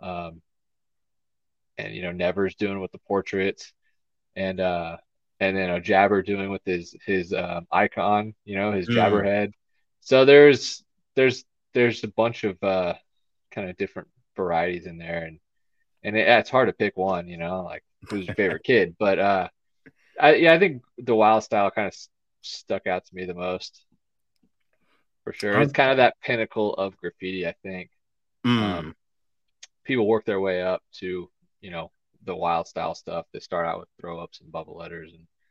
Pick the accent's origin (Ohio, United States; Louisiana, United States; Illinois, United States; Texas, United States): Texas, United States; Houston; I grew up in Houston, and I was kind of more out, in the suburbs